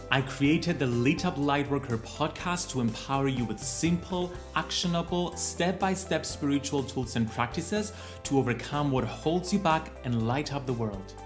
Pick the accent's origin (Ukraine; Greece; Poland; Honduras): Greece; accent: Greek; I love my Greek accent